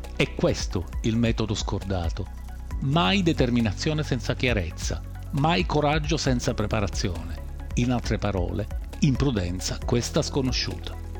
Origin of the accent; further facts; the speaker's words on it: Sicily, Italy; Sono siciliano e vivo in Sicilia